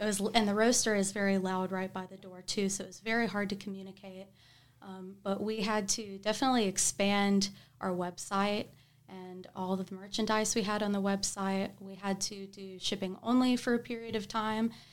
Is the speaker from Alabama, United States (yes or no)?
yes; Tuscaloosa, Alabama, United States; moved away as an adult; now in Huntsville, United States; I'm from Tuscaloosa